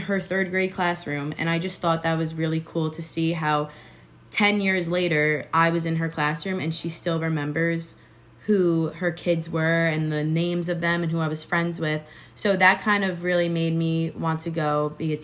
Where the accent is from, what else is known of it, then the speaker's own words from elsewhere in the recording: Long Island, New York, United States; moved away; I plan on moving back to New York. I'm from Long Island